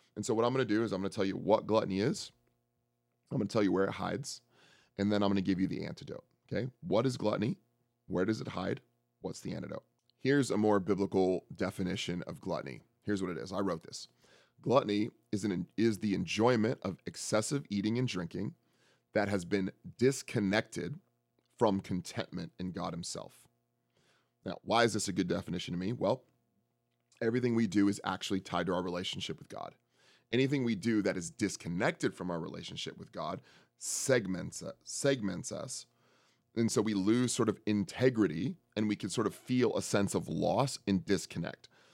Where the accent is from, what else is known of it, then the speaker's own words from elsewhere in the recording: San Francisco, California, United States; I'm from San Francisco